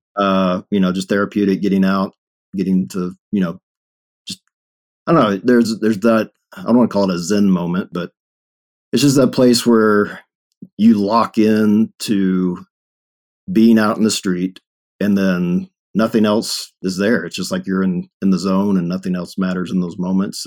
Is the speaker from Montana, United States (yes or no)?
no; Longview, Texas, United States; moved away as an adult; now in Denver, United States; born and raised in Texas